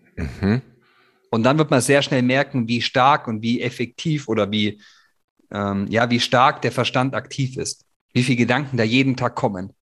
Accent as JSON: {"language": "German", "country": "Germany", "said": "wir Deutschen"}